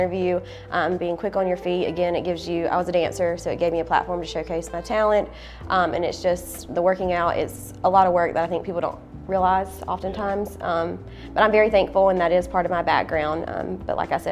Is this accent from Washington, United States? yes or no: no; Easley, South Carolina, United States; also born or lived in Dover, Delaware / Charleston, South Carolina; I grew up actually in Easley, South Carolina